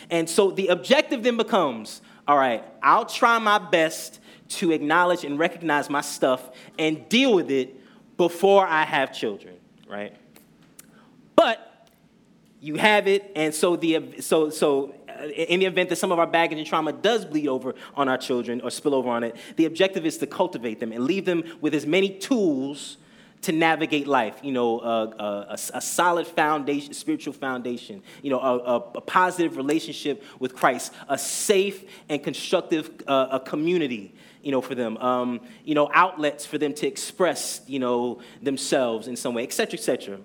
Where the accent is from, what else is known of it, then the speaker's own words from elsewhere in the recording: New Jersey, United States; moved away as an adult; now in Brooklyn, United States; So I have to mention that I was raised in Jersey